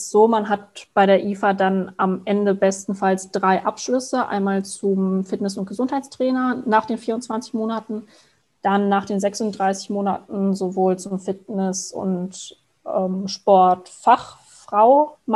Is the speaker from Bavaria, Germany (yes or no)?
no; Frankenthal, Rhineland-Palatinate, Germany; ja, ich bin jetzt 23, ich komme aus Frankenthal und habe die Ausbildung damals mit 19 begonnen.